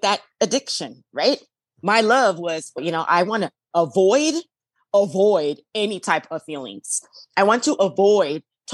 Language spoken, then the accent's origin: English; Las Vegas, Nevada, United States; I'm from Las Vegas and I went to Chandler, Arizona